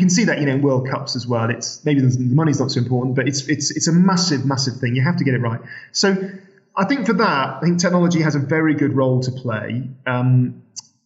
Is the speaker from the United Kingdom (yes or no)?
yes; Sheffield, Yorkshire and the Humber, United Kingdom; I'm from Sheffield.